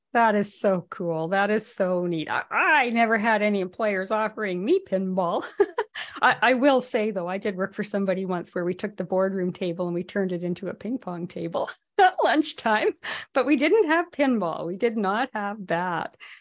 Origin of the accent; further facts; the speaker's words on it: Whitehorse, Yukon, Canada; moved away; I'm from the Yukon originally, um, from Whitehorse, and we had a little arcade there